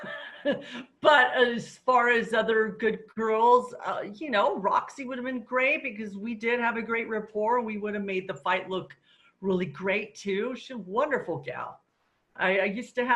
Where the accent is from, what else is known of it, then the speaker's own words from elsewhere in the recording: Alaska, United States; I was raised in Alaska.